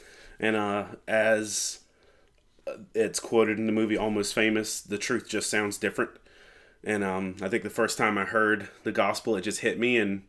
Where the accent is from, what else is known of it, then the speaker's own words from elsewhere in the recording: Lumberton, North Carolina, United States; I'm from Lumberton, North Carolina. I'm almost 40, somewhere in that bracket, and I'm a pastor and pseudo-professional geek.